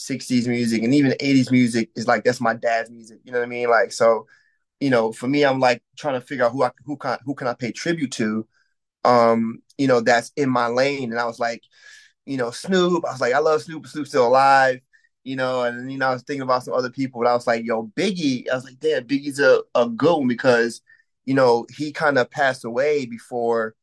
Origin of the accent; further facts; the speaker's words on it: Syracuse, New York, United States; I'm a musician from Syracuse, New York